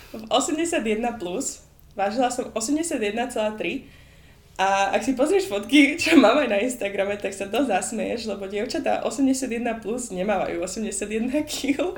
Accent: Slovakia; also born or lived in Boston, United States / Michigan, United States; now in United States; som prišla naspäť na Slovensko

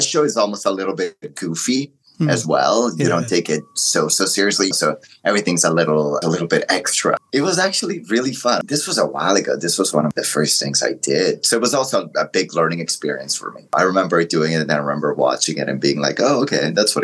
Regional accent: Italy; English is a second language; also born or lived in Morocco; now in North America; I was born in Italy. My background is Italian, Moroccan. And I remember moving to North America

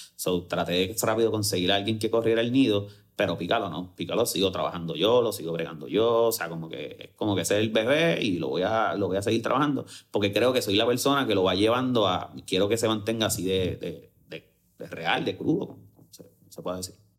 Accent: Bayamón, Puerto Rico; Y soy full de Bayamón y vivo súper orgulloso de ser de Bayamón

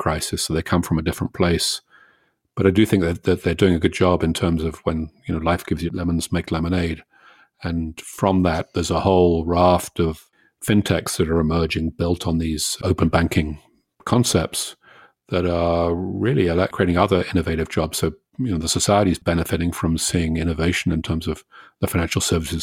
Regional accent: Canada; as a Canadian

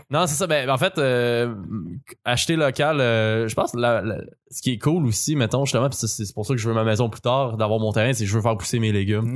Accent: Boucherville, Quebec, Canada; Je viens de Boucherville

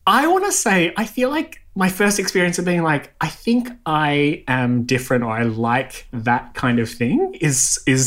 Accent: Canberra, Australian Capital Territory, Australia; moved away as an adult; now in Melbourne, Australia; I grew up in Canberra

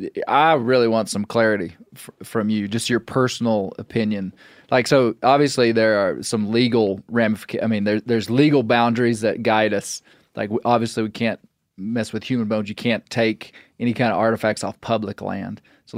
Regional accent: Arkansas, United States; so I'm from Western Arkansas. Close to where you're from originally, and there's a lot of arrowheads, you know, atlatl points, spear points, a lot of stone points.

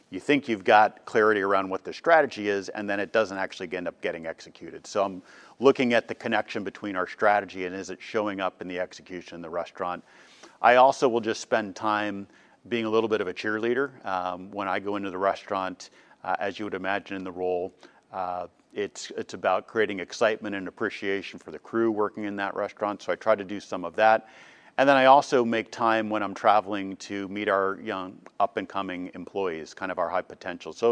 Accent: East Coast, United States; also born or lived in Boston / Cincinnati; So I, I was born in Boston, uh, grew up on the East Coast until we started moving around. Uh, went to high school in Cincinnati, uh, and then ultimately went to college down in North Carolina.

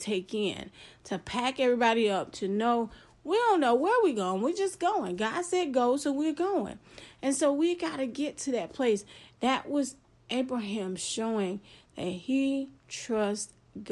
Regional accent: Florida, United States; I'm from Florida.

